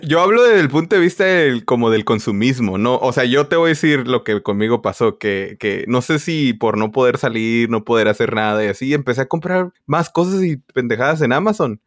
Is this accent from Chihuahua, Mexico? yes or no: no; Tijuana, Baja California, Mexico; now in California, United States; como yo soy originalmente de Tijuana